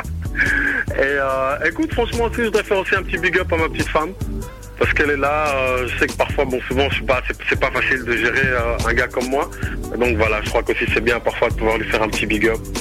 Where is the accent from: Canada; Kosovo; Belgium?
Belgium; Brussels, Brussels-Capital Region; moved away; moi je suis originaire ici de BX